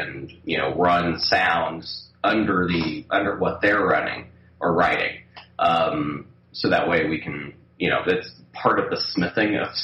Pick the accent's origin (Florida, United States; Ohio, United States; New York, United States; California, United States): California, United States; also born or lived in Boulder, Colorado; I grew up in California